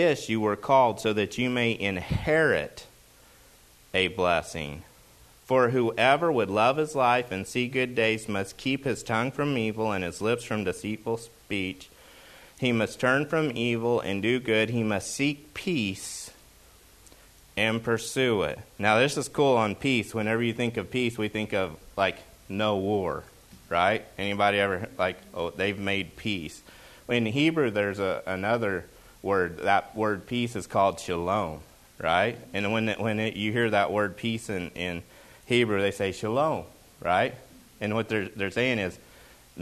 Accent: Oklahoma, United States; moved away; when I grew up in Oklahoma, football is a big deal.

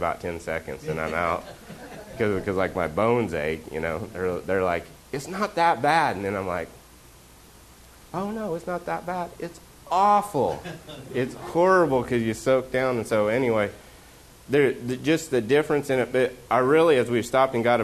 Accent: Oklahoma, United States; moved away; I'm from Oklahoma.

